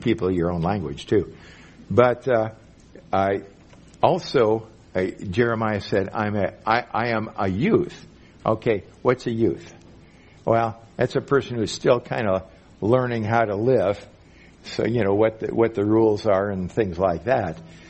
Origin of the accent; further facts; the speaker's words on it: Minnesota, United States; moved away as an adult; also born or lived in Mexico; I'm from Minnesota, way up there in the north